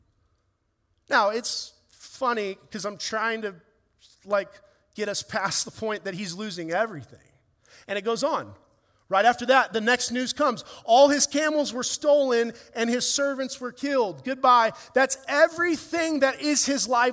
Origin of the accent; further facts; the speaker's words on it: Ireland; as an Irishman and a ginger